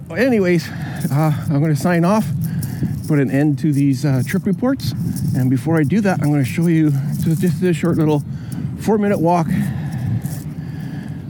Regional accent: Canada; being a Canadian, my first time out here in Europe

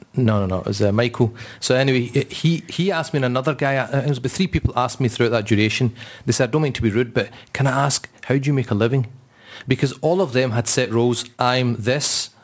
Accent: Scotland, United Kingdom; we're quite proud that we're Scottish and we, we kind of live in this place

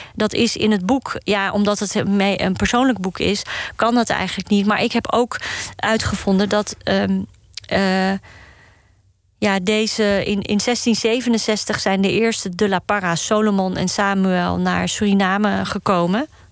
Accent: Amsterdam, North Holland, Netherlands; Ik ben hier opgegroeid in Amsterdam-Osdorp

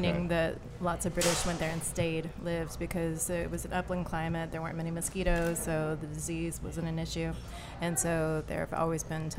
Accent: Columbia, Missouri, United States; I'm actually from a farm outside of Columbia, about 20 minutes.

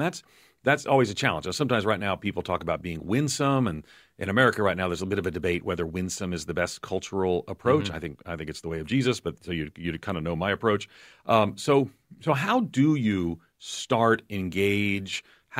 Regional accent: New York, United States; I talk fast like a New Yorker, I was told, because I am a New Yorker.

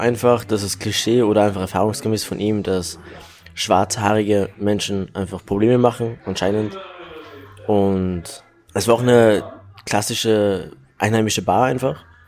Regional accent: Salzburg, Austria; Also ich fühle mich wie ein waschechter Salzburger. Ich bin hier geboren und groß geworden.

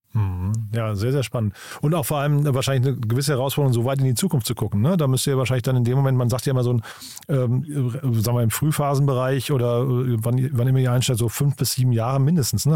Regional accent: Rhine-Main area, Germany; Ich komme aus dem Rhein-Main-Gebiet

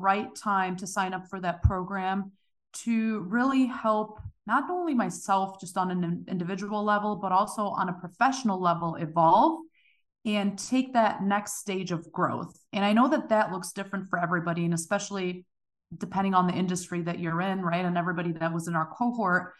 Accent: Germany; moved away as an adult; now in United States; originally I'm from Germany. I was born and raised there.

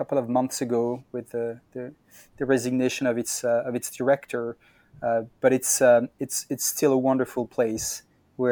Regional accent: Brittany, France; moved away as an adult; also born or lived in Berkeley, United States / New York, United States; I come from Brittany in France, so I'm more of a West Coast person.

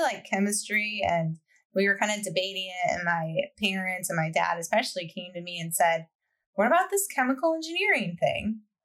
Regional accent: Michigan, United States; I grew up in Michigan, not far from about an hour or so from Ann Arbor

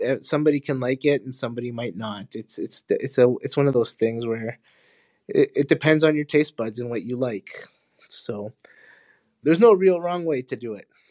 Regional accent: Honduras; now in Winnipeg, Canada; I was born in Honduras. My family is from Honduras.

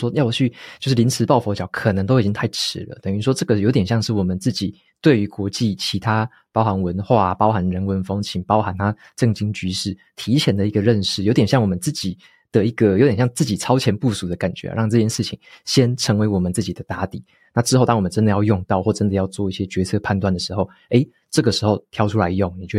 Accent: Taiwan; 我们身为台湾人

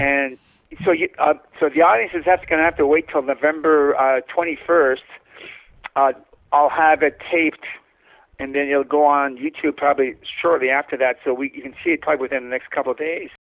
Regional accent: Winnipeg, Manitoba, Canada; I grew up in Winnipeg, uh, Manitoba

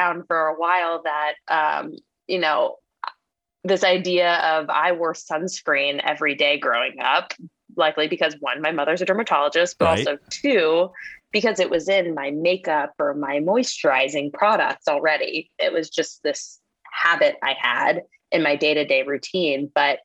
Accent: North Carolina, United States; I'm from North Carolina. I grew up with two parents who happened to be physicians

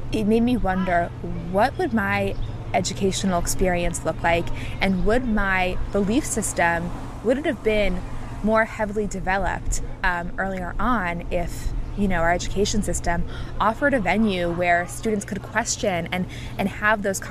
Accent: New York, United States; I'm from New York

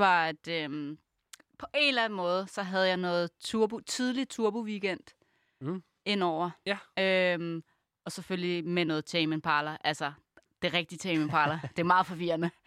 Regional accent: Copenhagen, Capital Region of Denmark, Denmark; born or raised there

